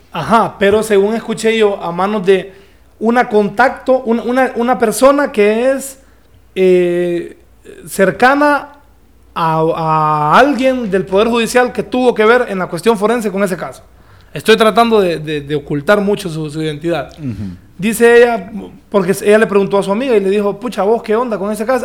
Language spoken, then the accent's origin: Spanish; Danlí, El Paraíso, Honduras; also born or lived in Tegucigalpa; soy el único de Dan Lee ahí